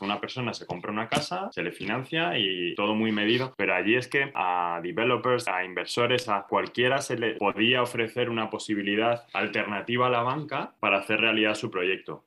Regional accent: Spain; soy español, estoy en Madrid

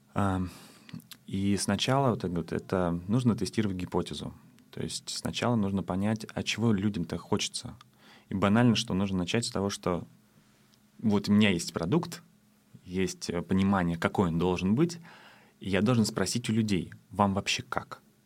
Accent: Saint Petersburg, Russia; now in Tallinn, Estonia; я сам из Питера

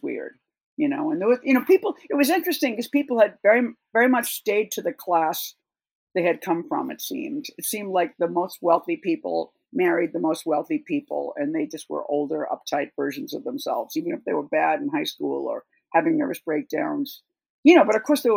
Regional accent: Boston, Massachusetts, United States; also born or lived in Marfa; now in New York, United States; I grew up around Boston

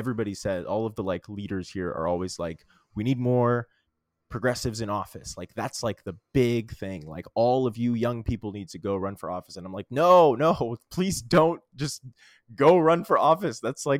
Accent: Little Rock, Arkansas, United States; moved away; also born or lived in New York City; I moved back to my hometown, Little Rock, Arkansas. I always knew I was going to move back. I moved back a little bit earlier than I expected.

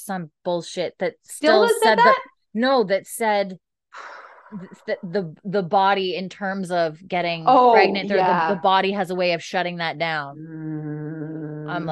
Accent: Canada; we're Canadian

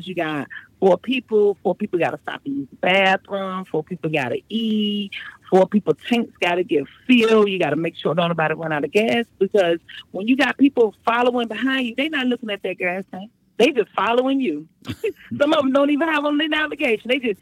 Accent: Virginia, United States; also born or lived in Brooklyn, New York / Chesapeake, Virginia; I was born in Brooklyn, but my mother quickly moved us out of there around when I was 7 years old. So pretty much we've been in Virginia since then.

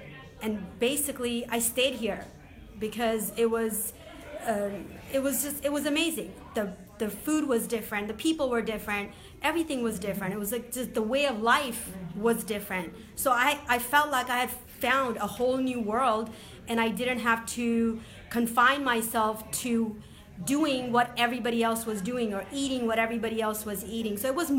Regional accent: Boston, Massachusetts, United States; I grew up on the East Coast in Boston area, and I hadn't been back to the East Coast.

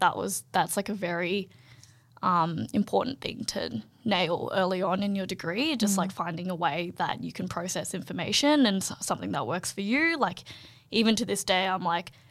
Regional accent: Canberra, Australian Capital Territory, Australia; I'm actually from Canberra

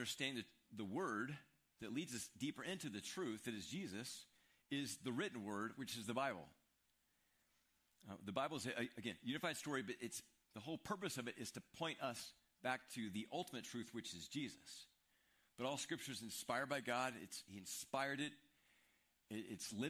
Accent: Midwest, United States; moved away; We're from the Midwest.

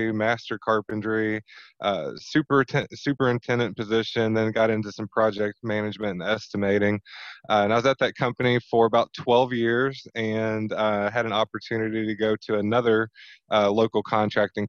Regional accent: Southern Indiana, United States; I am born and raised in Southern Indiana, so we're based out of New Albany

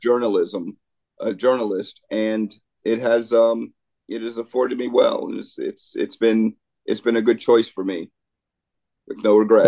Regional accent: New York, United States; moved away as an adult; also born or lived in Raleigh-Durham, North Carolina / Huntington, West Virginia / Washington, D.C.; now in Philadelphia, United States; I grew up in New York

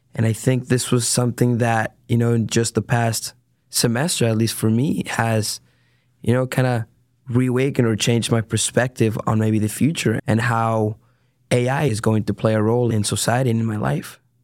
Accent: San Diego, California, United States; moved away as an adult; now in Dallas, United States; I am originally from San Diego, California

